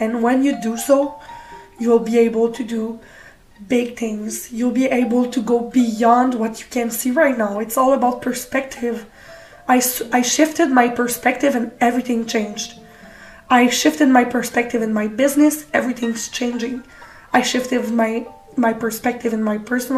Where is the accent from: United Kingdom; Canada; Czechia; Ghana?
Canada; I'm from Canada